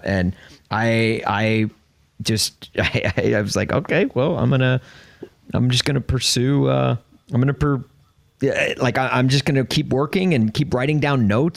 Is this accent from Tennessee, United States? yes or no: yes; Nashville, Tennessee, United States; moved away as an adult; now in Chicago, United States; I grew up in Nashville.